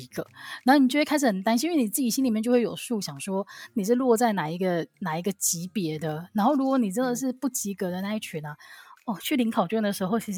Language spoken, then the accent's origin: Chinese; Taiwan; 其实我们这样子啊，只要身为台湾人，应该从小到大都是经历就是各种大大小小的考试吧？